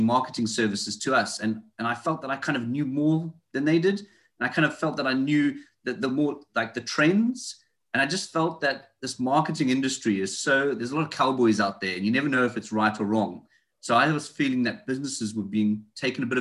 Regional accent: South Africa; moved away as an adult; now in United Kingdom; You can tell by my accent, I speak a bit funny. I'm not local. I'm from South Africa. So I left South Africa probably about 7 years ago and I moved to the United Kingdom.

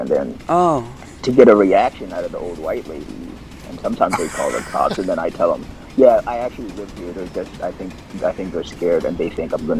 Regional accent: Pittsburgh, Pennsylvania, United States; also born or lived in Kenya; now in Kentucky, United States; Growing up in Pittsburgh at the True Life of Synagogue, I'm aware of a lot of Jewish customs

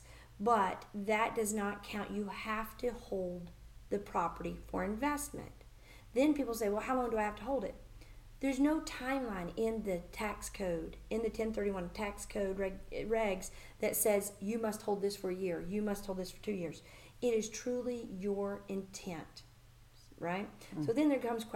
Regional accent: Birmingham, Alabama, United States; moved away as an adult; also born or lived in San Diego, California; now in Nashville, United States; I'm originally from Birmingham, Alabama

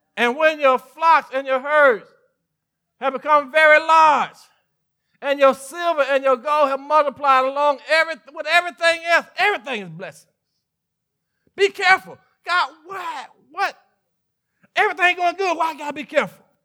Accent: Mississippi, United States; I was born and raised in, in Mississippi

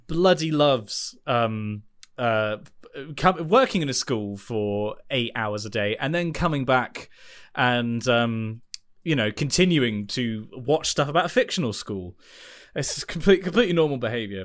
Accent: United Kingdom; if you're in the U K

